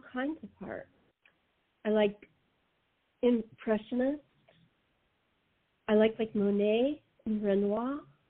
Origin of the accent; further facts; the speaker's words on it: Los Angeles, California, United States; moved away as an adult; now in San Diego, United States; Well, actually, that's my hometown. I was brought up in L.A., so I moved here after my dad died, so my mom and I could be close to my brother.